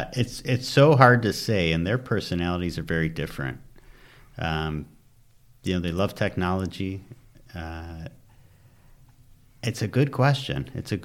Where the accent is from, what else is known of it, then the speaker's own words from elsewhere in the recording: Michigan, United States; moved away as an adult; now in California, United States; Grew up in Michigan, suburbs outside of Detroit, born and raised.